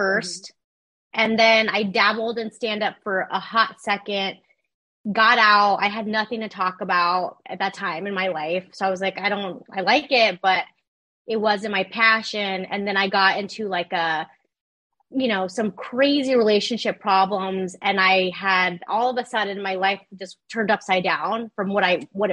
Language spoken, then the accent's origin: English; Ontario, California, United States; also born or lived in Rancho Cucamonga, California; now in West Hollywood, United States; I grew up in Ontario, California, and then the IE. So then later on, like Ranch Cucamonga with my family